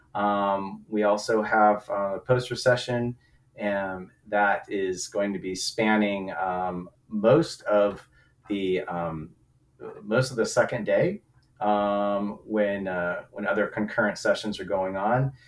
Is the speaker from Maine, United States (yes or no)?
no; Southern California, United States; I'm from Southern California myself